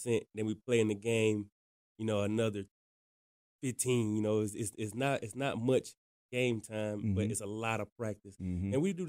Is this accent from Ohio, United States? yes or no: no; Loris, South Carolina, United States; from a small town in South Carolina called Loris, which is down by Myrtle Beach